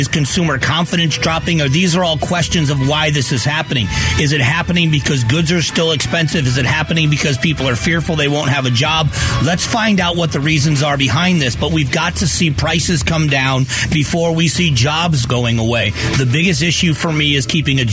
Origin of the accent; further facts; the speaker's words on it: United States; I'm so proud of to be an American